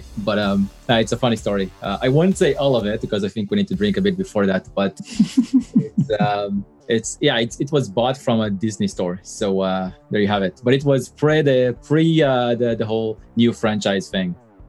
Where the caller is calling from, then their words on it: Ashdod, Southern District, Israel; I'm joining you from Ashdod, which is probably 1 hour south of Dan.